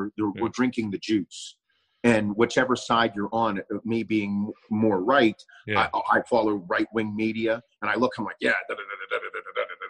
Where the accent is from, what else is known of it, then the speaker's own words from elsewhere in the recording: United States; as an American